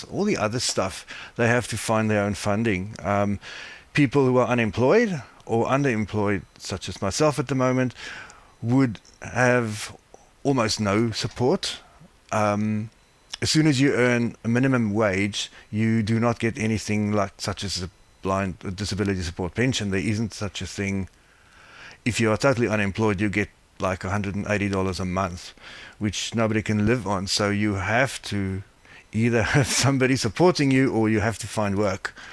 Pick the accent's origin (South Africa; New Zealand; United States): South Africa; moved away as an adult; now in Melbourne, Australia; I was happily working as an IT business analyst in South Africa where I was as you probably can hear from my accent where I'm from.